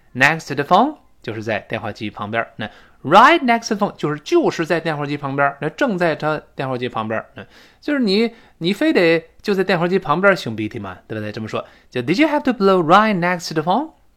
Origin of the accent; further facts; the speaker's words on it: China; 我们中国人